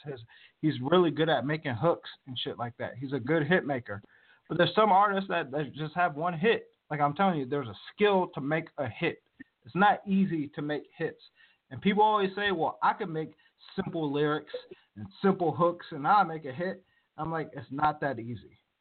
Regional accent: Virginia, United States; now in Moreno Valley, United States; I grew up on the East Coast, was uh, born and raised in Virginia my whole life

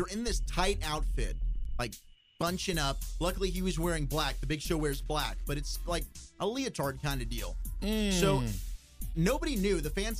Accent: South Africa; You guys know I went to South Africa, and I am South African.

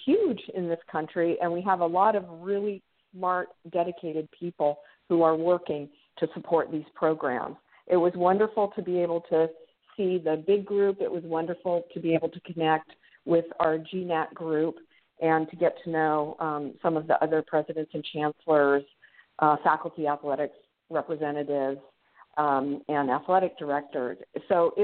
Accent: San Francisco Bay Area, California, United States; moved away as an adult; also born or lived in Los Angeles, California; now in Anchorage, United States; I grew up in the San Francisco Bay Area

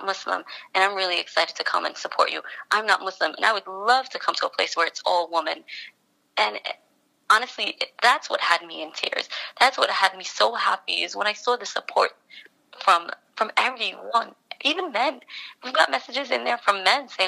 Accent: New York City, New York, United States; I was born and raised in Brooklyn

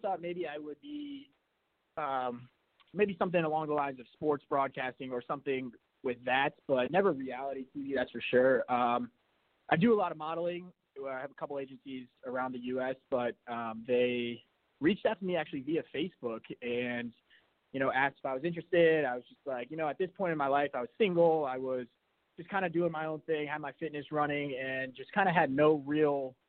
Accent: St. Petersburg, Florida, United States; I am from St. Petersburg, Florida. I was born and raised here, so St. Pete native.

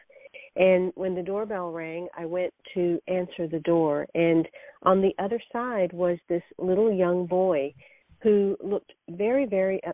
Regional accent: the South, United States; I am of Indian background. I've grown up in the South

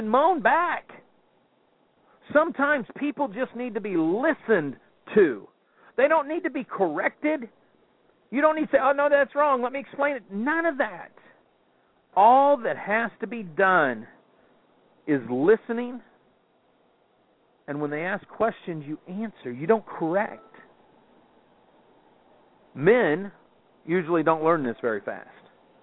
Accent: Kansas City, Missouri, United States; growing up in Kansas City

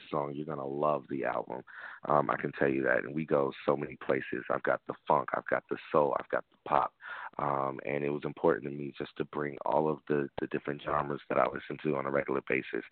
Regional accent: Tampa, Florida, United States; born or raised there

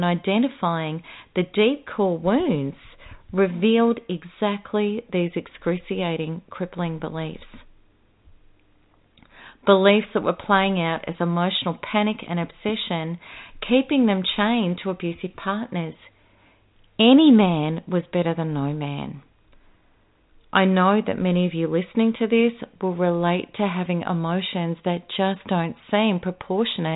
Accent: Melbourne, Victoria, Australia; my hometown, Melbourne

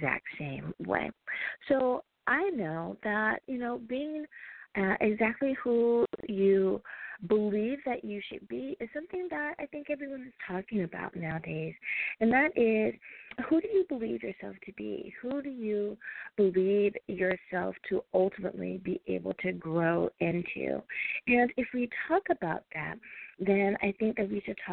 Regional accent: United States; my home country, the U.S. of A.

